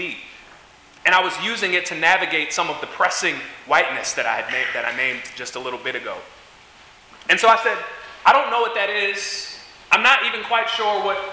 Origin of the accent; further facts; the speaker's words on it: Evanston, Illinois, United States; also born or lived in Holland, Michigan; I grew up in Evanston, Illinois, so it's on the other side of Lake Michigan.